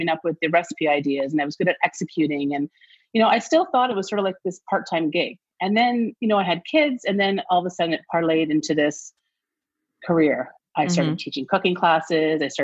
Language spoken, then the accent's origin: English; Toronto, Ontario, Canada; I grew up near Greek town in Toronto.